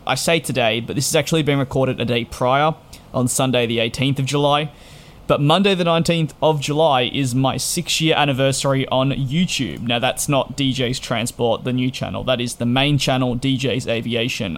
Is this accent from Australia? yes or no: yes; Australia; being an Australian